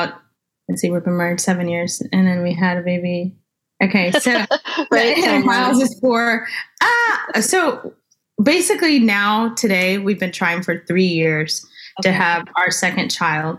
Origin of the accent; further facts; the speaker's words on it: California, United States; now in Texas, United States; I'm originally from California.